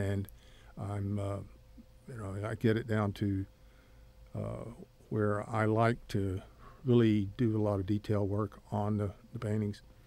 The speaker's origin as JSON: {"language": "English", "town": "Odessa", "region": "Texas", "country": "United States", "tie": "born or raised there", "also_born_or_lived": "Corpus Christi, Texas", "moved": "yes", "said": "I grew up in Odessa, Texas."}